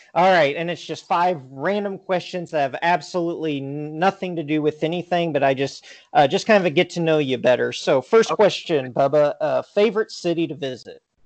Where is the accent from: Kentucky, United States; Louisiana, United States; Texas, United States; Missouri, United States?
Missouri, United States; Willard; I grew up in a town uh, of 6,000 called uh, Willard, Missouri, just outside